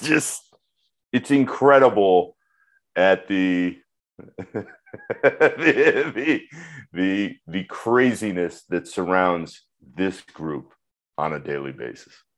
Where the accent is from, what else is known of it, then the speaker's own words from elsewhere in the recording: Orlando, Florida, United States; growing up in Orlando